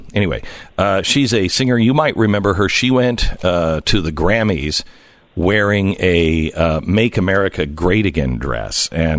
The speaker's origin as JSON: {"language": "English", "region": "Pacific Northwest", "country": "United States", "tie": "born or raised there", "said": "I grew up in the Pacific Northwest, and wildfires were something that, you know, when you're out in the West, you grow up hearing and you grow up seeing the smoke"}